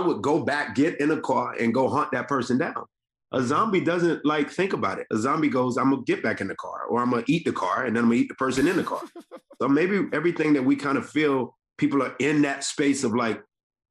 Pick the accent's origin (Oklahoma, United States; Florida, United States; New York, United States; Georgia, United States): Georgia, United States; Decatur; I grew up in the deck. I grew up in Decatur